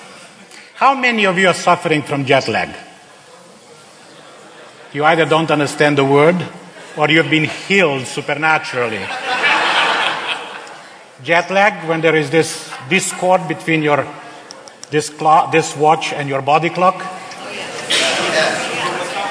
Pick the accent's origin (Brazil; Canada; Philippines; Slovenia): Slovenia; English is a second language; moved away as an adult; also born or lived in Serbia / Bosnia / Croatia; I am a native Slovenian